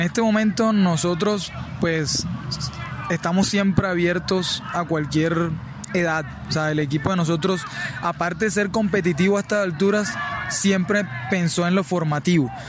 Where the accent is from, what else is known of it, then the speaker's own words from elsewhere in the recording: Cartagena, Bolívar, Colombia; moved away as an adult; now in Barranquilla, Colombia; Yo en realidad soy de Cartagena, pero estoy radicado en Barranquilla hace cinco años